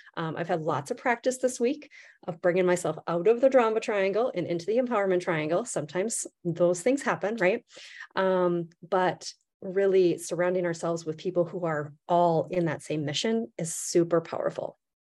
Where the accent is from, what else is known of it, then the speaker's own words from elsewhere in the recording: Midwest, United States; I'm from the Midwest